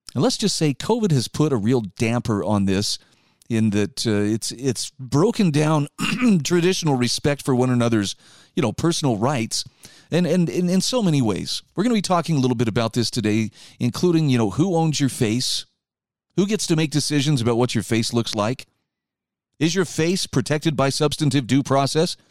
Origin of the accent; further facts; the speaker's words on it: Utah, United States; my home state of Utah